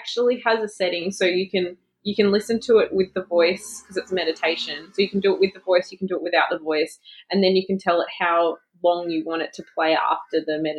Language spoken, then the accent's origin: English; Victoria, Australia; moved away; because I grew up in Victoria, we had rainy days all the time.